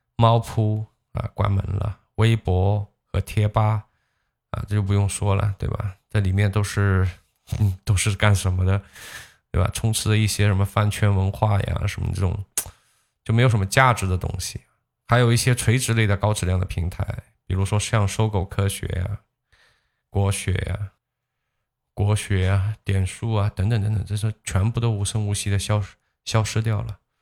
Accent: China; 当然最终我作为一个中国人

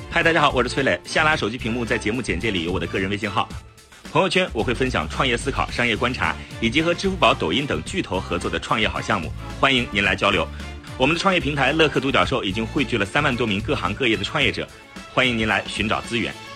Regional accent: China; 我们中国人

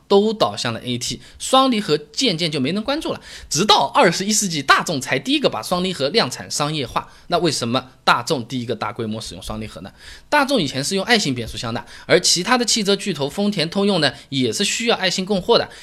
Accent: China; 就好像我们中国人喜欢乒乓球一样的

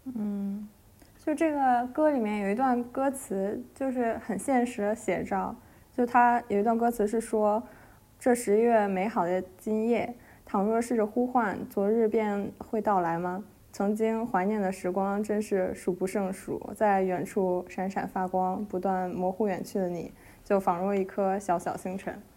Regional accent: Beijing, China; 我身为北京人的我从来没，没去过的地方，就是我从来没有去过北海公园

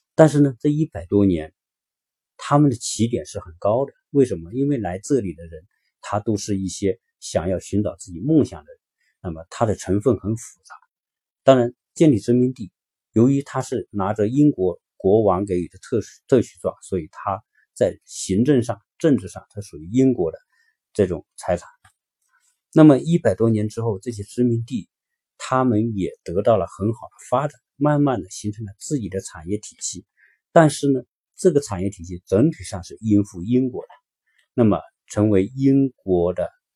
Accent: China; 作为一个中国人

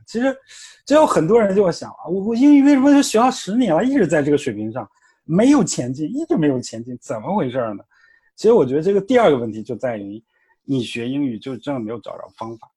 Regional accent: China; 就跟我们每个人都是中国人

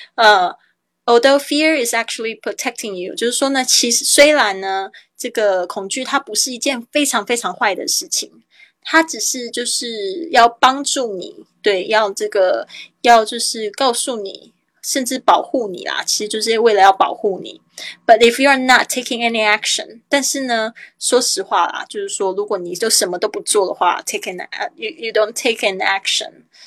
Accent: Taiwan; 我是台妹啊，台湾来的

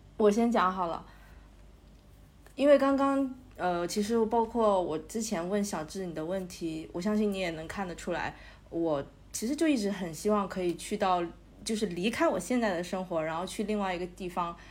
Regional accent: Guangdong, China; moved away as an adult; also born or lived in Beijing; now in Shanghai, China; 我家在广东，其实离北京特别远

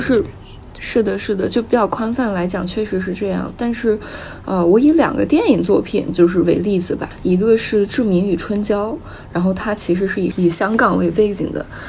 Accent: Baiyin, Gansu, China; now in Shenzhen, China; 白银这座城市作为我的故乡

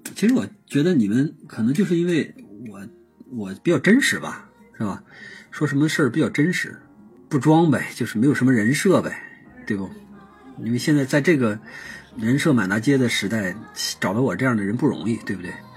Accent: China; 我们是中国人，是啊，确实是中国人

